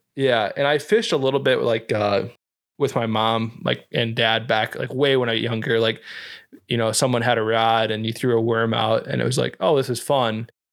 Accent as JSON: {"language": "English", "region": "Iowa", "country": "United States", "tie": "born or raised there", "moved": "yes", "said": "where we grew up in Iowa"}